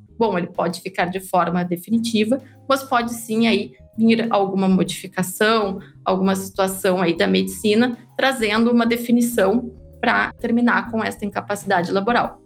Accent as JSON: {"language": "Portuguese", "region": "interior of Rio Grande do Sul", "country": "Brazil", "said": "Eu sou do interior do Rio Grande do Sul"}